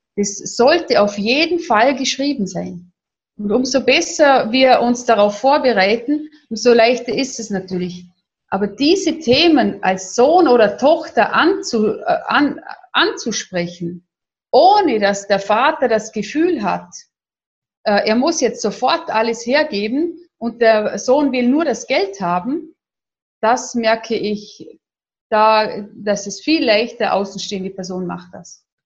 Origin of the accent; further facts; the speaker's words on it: Vorarlberg, Austria; accent: Vorarlberg dialect; Ich komme aus Österreich, aus dem schönen Vorarlberg, wie man auch meinem bisschen in meinem Dialekt anhört.